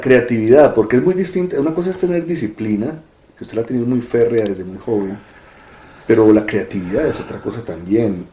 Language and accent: Spanish; Colombia; yo soy colombiano